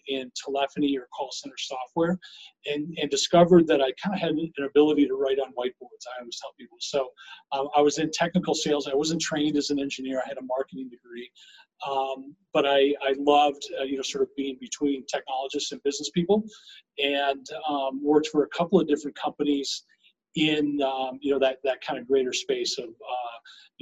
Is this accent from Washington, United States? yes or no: no; Minnesota, United States; moved away as an adult; now in Colorado, United States; I grew up in Minnesota and I came out here to go to school.